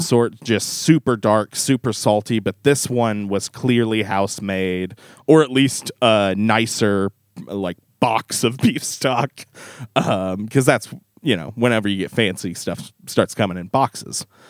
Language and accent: English; the Ozarks, United States; we're both from the Ozarks